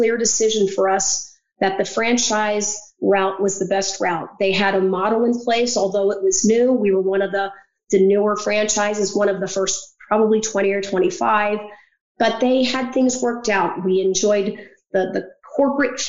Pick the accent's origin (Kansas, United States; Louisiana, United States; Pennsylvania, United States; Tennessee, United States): Pennsylvania, United States; moved away as an adult; also born or lived in Virginia; I grew up in Pennsylvania and was living in Virginia at the time